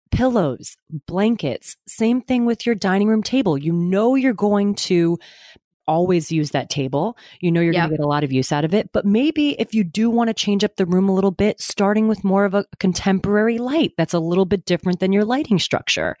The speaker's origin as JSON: {"language": "English", "town": "Westport", "region": "Connecticut", "country": "United States", "tie": "born or raised there", "moved": "as an adult", "lives_now": "New York, United States", "said": "My family is from my hometown in Westport"}